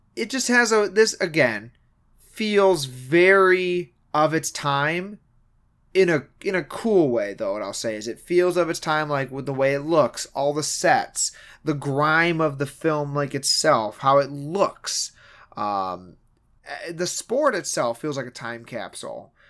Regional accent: Michigan, United States; we're from Michigan

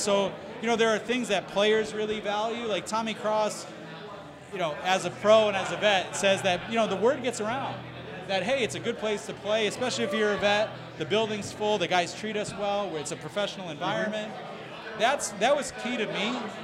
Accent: Springfield, Massachusetts, United States; I'm from Springfield

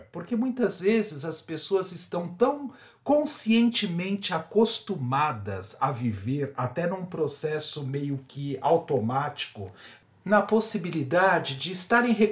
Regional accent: São Paulo, Brazil; now in Sorocaba, Brazil; Eu sou paulista, paulistano da Gema, mas de uma certa forma resolvi viver no interior.

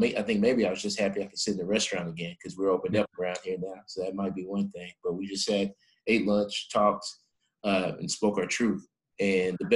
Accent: New Waverly, Texas, United States; also born or lived in The Woodlands, Texas; Growing up in New Waverly, Texas, with 19 channels on our cable box

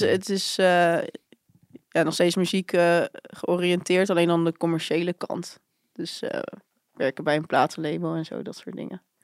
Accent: Barendrecht, South Holland, Netherlands; ik kom eigenlijk oorspronkelijk uit Barendrecht

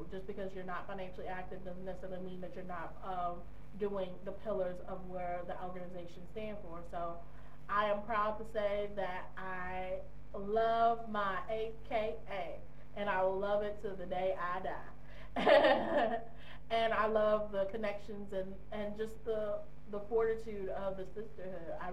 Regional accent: United States; moved away as an adult; me being American expat

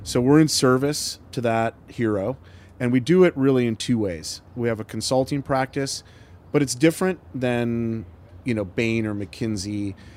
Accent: Michigan, United States; moved away as an adult; also born or lived in Ohio; now in Portland, United States; I grew up in Michigan

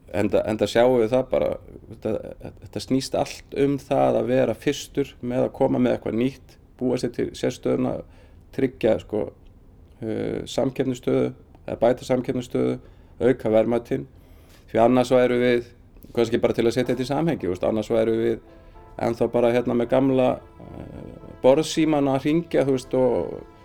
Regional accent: Dalvík, Northeastern Region, Iceland; also born or lived in Akureyri; kem frá Dalvík, eh, var í mennskólanum á Akureyri

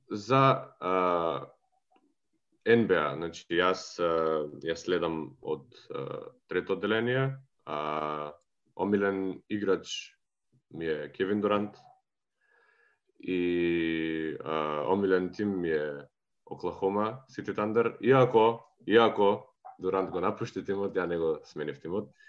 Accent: Prilep, Pelagonia, North Macedonia; moved away as an adult; а, сум од Прилеп.

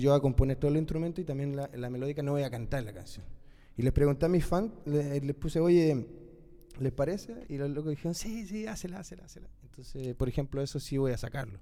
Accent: Chile; moved away; also born or lived in Colombia / Argentina; yo soy re chileno

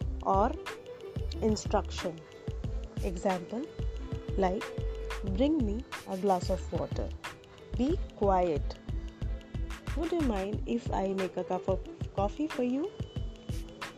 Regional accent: India; from India.

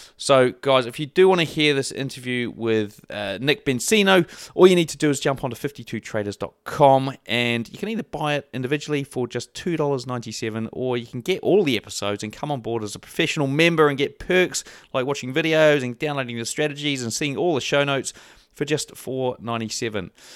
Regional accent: New Zealand; I'm from New Zealand

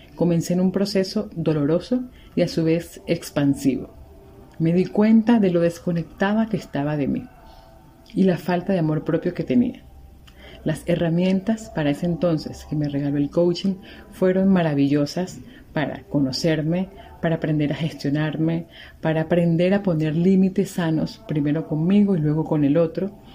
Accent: Venezuela; moved away as an adult; also born or lived in Margarita Island, Venezuela; now in Cuenca, Ecuador; venezolana, migrante, actualmente vivo en Cuenca, Ecuador

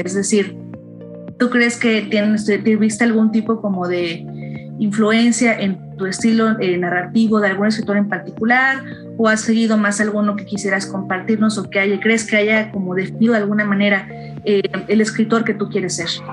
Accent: Chilpancingo, Guerrero, Mexico; yo soy de Chilpancingo también

